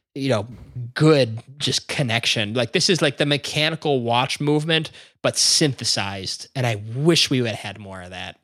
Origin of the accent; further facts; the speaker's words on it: Chicago, Illinois, United States; we're all from Chicago